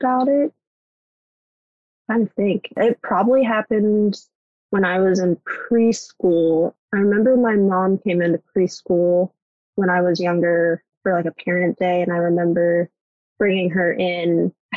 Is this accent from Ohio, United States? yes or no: yes; Cincinnati, Ohio, United States; born or raised there; first language English; also born or lived in China